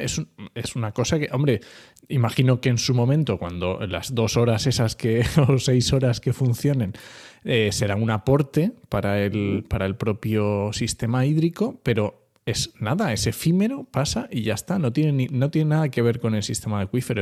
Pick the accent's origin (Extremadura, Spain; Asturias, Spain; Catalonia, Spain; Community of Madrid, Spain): Asturias, Spain; yo soy asturiano